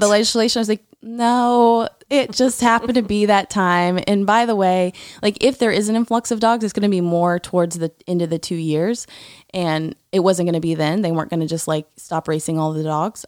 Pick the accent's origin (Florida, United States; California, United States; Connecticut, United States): Florida, United States; Tallahassee; I grew up in a neighborhood in Tallahassee